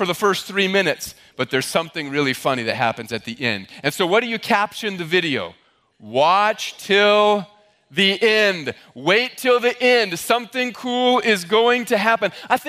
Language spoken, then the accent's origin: English; Midwest, United States; now in Massachusetts, United States; I'm from the Midwest.